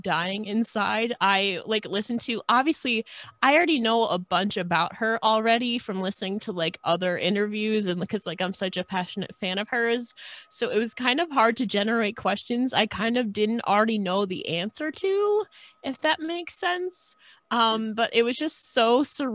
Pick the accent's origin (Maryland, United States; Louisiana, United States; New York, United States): New York, United States; I'm from New York